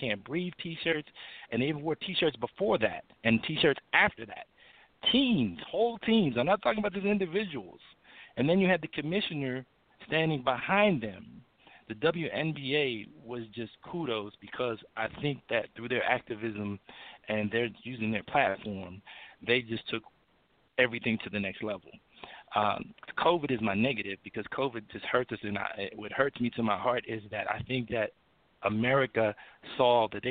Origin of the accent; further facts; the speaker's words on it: United States; And I love my country. I'm an American